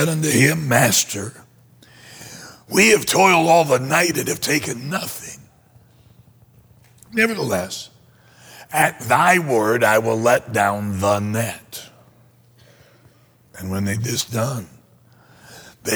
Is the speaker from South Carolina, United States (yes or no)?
yes; South Carolina, United States; moved away as an adult; now in Michigan, United States; I'm from Michigan, but I was born in South Carolina. Graduated from high school and college there